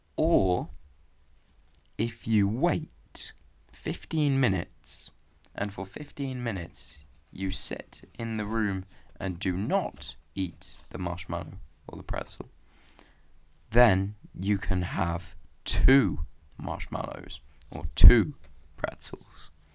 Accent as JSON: {"language": "English", "region": "England", "country": "United Kingdom", "said": "even if I am from England and maybe I talk like an Englishman"}